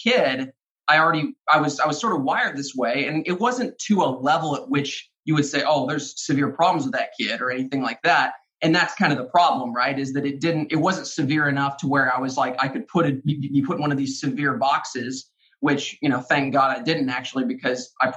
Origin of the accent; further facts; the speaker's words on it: Arkansas, United States; I grew up in Arkansas